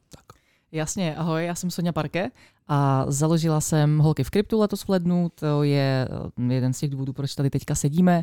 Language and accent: Czech; Czechia; já jsem rozhodně úplně stoprocentně jenom Češka.